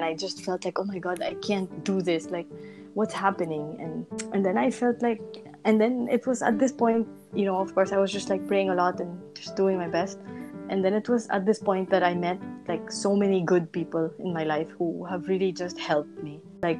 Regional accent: Segovia, Castile and León, Spain; English is a second language; now in Madrid, Spain; And so I came from Segovia, and Segovia is a really small city, and I came to Madrid, and Madrid is the capital.

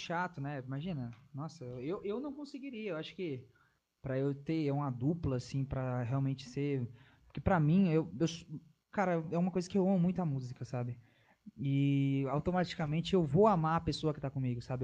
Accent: Pindamonhangaba, São Paulo, Brazil; Eu sou do interior de São Paulo, Pindamonhangaba, nascido e crescido em Pindamonhangaba

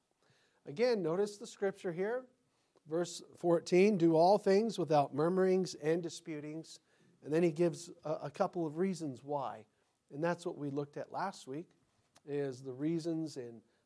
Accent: United States; I'm an American

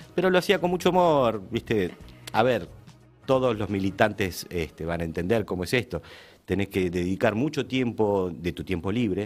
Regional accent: Argentina; Estoy en mi país.

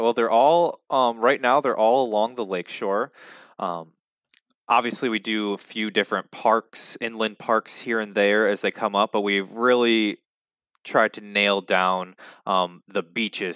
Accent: Muskegon, Michigan, United States; both Salim and I, b, being both of us born and raised in the Muskegon area

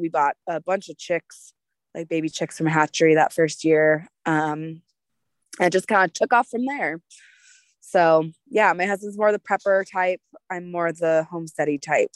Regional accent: United States; we're patriotic American people

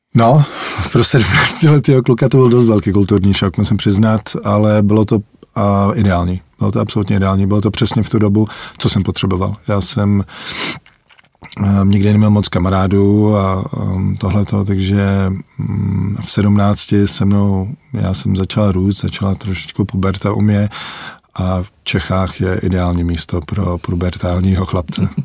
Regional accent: Canada; moved away as an adult; also born or lived in Czechoslovakia / Litvínov, Czech Republic / Kansas, United States; Jsme, jsme zdrhli za lepším životem, jak se říká, no, do Kanady

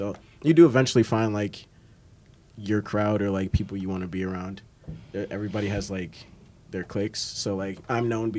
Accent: Chicago, Illinois, United States; now in Morgantown, United States; Like, I'm a city kid. I'm from Chicago

